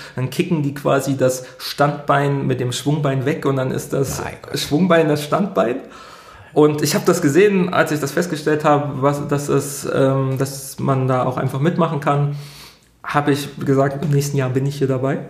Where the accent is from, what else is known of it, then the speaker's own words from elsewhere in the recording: Thuringian Forest, Germany; moved away as an adult; now in Dortmund, Germany; Ich bin im Thüringer Wald groß geworden, ja. ähm, unweit des Rennsteigs